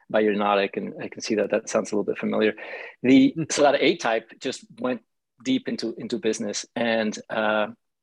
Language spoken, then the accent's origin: English; Mexico City, Mexico; I grew up in Mexico City